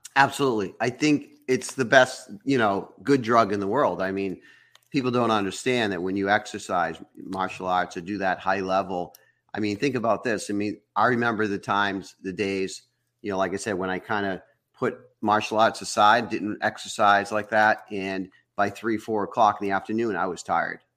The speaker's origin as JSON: {"language": "English", "region": "Massachusetts", "country": "United States", "moved": "yes", "said": "I was from Massachusetts"}